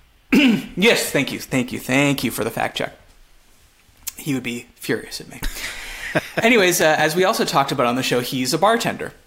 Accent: Montreal, Quebec, Canada; first language English; moved away; I'm from Montreal, which is French, but I I'm English

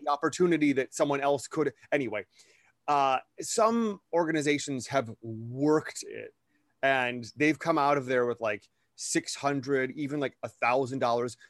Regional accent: Wisconsin, United States; growing up in Wisconsin

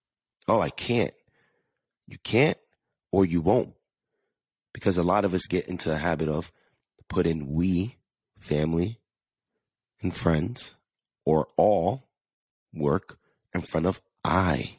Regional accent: New York, United States; accent: New York/Jersey; Yes, baby. I have that New York, Jersey, that accent. It's so hard for me to get rid of it.

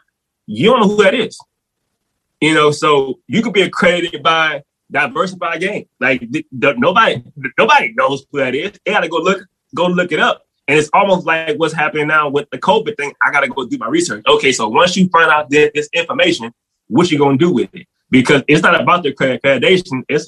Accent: New Orleans, Louisiana, United States; I'm from New Orleans originally

